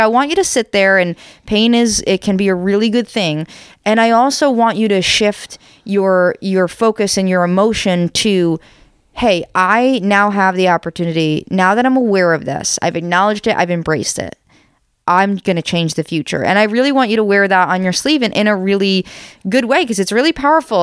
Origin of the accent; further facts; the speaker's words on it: United States; we're American, in case you can't tell